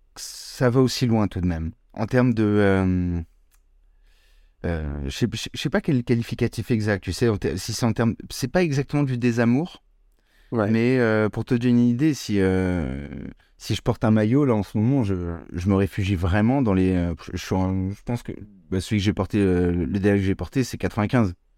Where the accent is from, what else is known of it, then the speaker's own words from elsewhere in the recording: Paris, Île-de-France, France; je suis né à Paris, je vis à Paris.